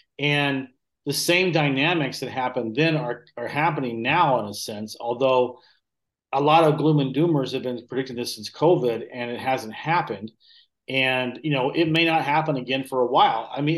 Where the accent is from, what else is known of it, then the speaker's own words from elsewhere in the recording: Southern United States, United States; And I'm from the South originally. I lost my accent a long time ago